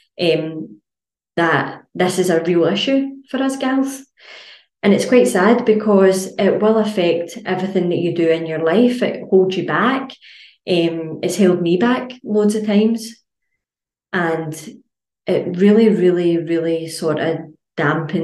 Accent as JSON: {"language": "English", "region": "Scotland", "country": "United Kingdom", "said": "as Scottish people"}